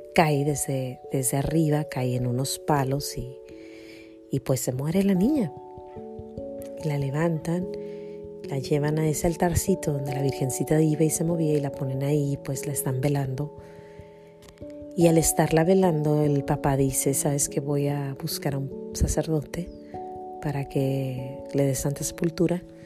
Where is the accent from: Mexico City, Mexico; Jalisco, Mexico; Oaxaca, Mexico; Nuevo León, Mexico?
Jalisco, Mexico; born or raised there; moved away